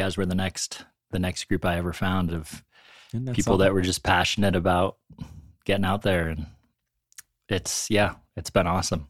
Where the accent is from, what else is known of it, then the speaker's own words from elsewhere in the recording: Warren, Pennsylvania, United States; when I was a kid in Warren growing up on the Allegheny